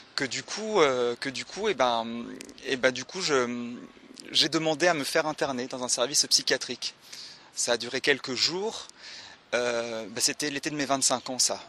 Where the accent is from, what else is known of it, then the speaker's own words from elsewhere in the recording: Le Mans, Pays de la Loire, France; je viens du Mans